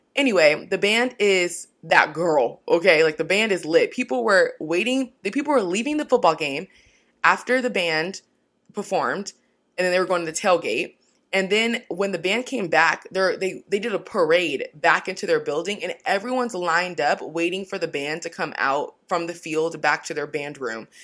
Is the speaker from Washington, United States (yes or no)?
yes; Washington, United States; now in Orange County, United States; growing up in Washington, it's not like there was a lot of Black people everywhere. Now I live in Orange County